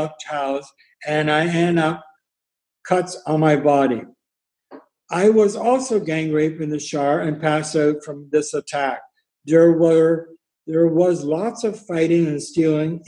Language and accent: English; Pembroke, Ontario, Canada; I was born in Pembroke, Ontario on February 9th, 1953.